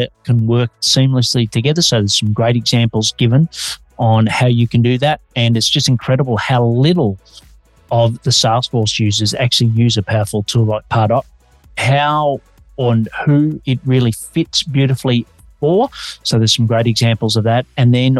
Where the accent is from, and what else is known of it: Australia; now in Melbourne, Australia